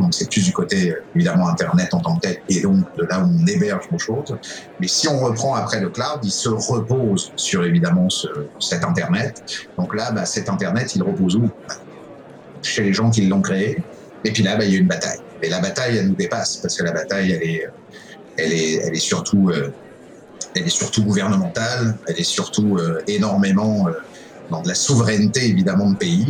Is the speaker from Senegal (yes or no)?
no; France; moved away as an adult; now in Quebec City, Canada; je suis arrivé à Québec, je suis français d'origine, je, je, suis évidemment citoyen canadien, arrivé à Québec en 2011